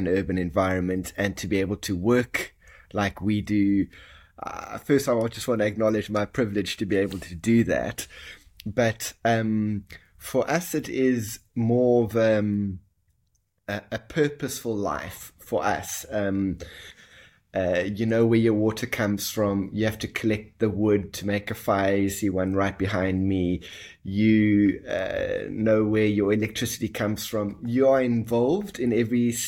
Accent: South Africa; I was born in South Africa. My family originally is of Italian descent

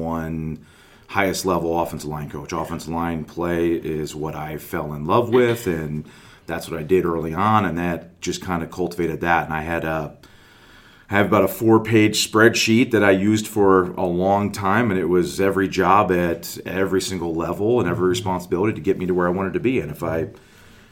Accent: Chicagoland area, Illinois, United States; moved away as an adult; also born or lived in Cincinnati, Ohio; originally from Chicagoland area, from the northwest suburbs

